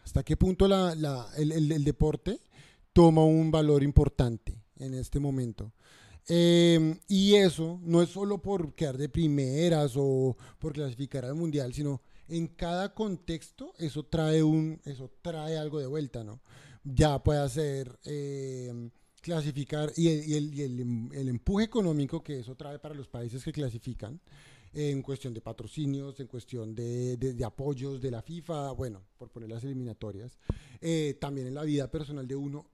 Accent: Colombia; now in Australia; somos colombianos

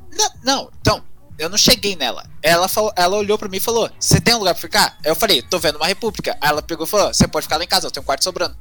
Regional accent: Minas Gerais, Brazil; accent: caipira; also born or lived in Campinas; eu sou aqui de Minas, perto lá de São Paulo, meu sotaque acaba

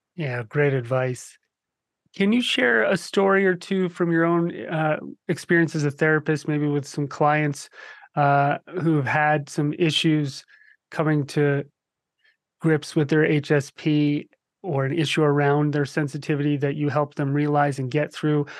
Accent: New Jersey, United States; moved away; I grew up in New Jersey

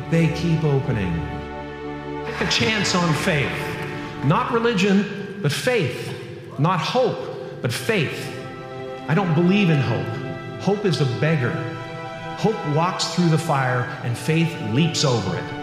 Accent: Canada; You know, I'm a Canadian American, and I'm this, and I'm that, and I'm a Catholic, and I'm

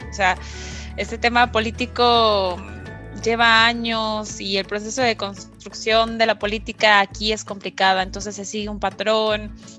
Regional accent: Mexico; nacimos en México

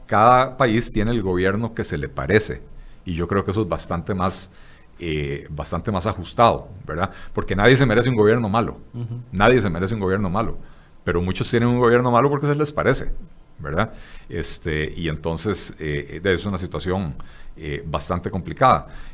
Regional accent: Costa Rica; lo que somos los ticos

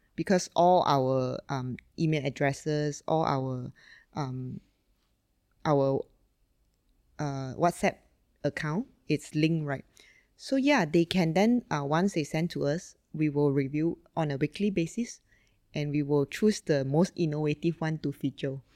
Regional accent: Sungai Petani, Kedah, Malaysia; born and raised in Malaysia, uh, in fact, in a really small town called Sungai Petani

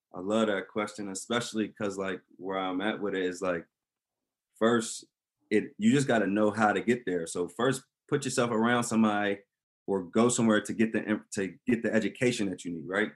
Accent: Delaware, United States; also born or lived in Maryland; I was born in, in Maryland, but I'm I was really raised in Delaware.

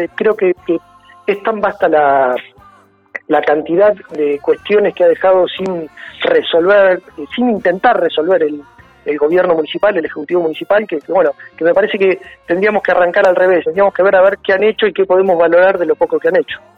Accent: Punta Alta, Buenos Aires Province, Argentina; also born or lived in Bahía Blanca; nací en la maternidad del sur, pero mis papás vivían en Punta Alta

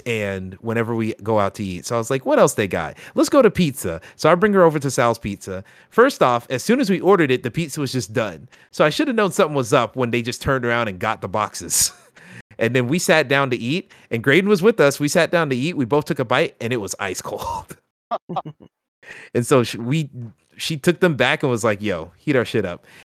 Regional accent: the South, United States; I grew up in the South

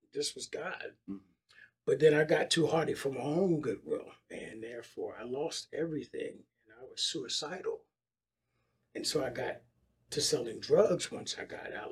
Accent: Philadelphia, Pennsylvania, United States; now in Dallas, United States; I grew up in Philadelphia

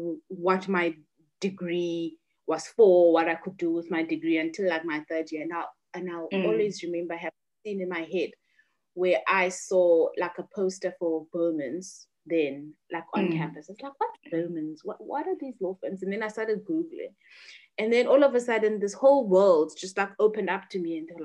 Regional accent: Butterworth, Eastern Cape, South Africa; As I said, I grew up in Butterworth.

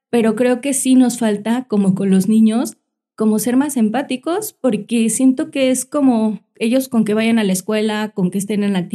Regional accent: Mexico City, Mexico; nosotros venimos de la Ciudad de México y buscamos espacios que donde fueran colonias seguras, cerca de parques

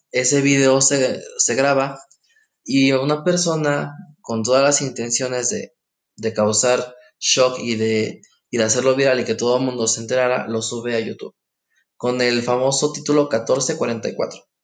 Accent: Mexico; como buenos mexicanos

